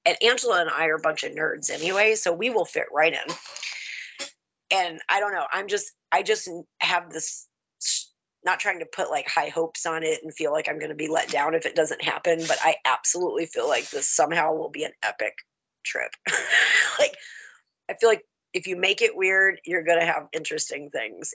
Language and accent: English; the South, United States; now in Michigan, United States; I'm country. I'm from the South.